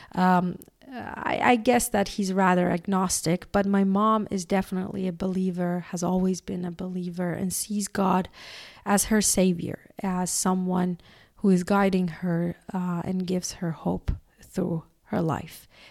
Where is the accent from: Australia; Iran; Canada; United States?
Iran; I was born in Iran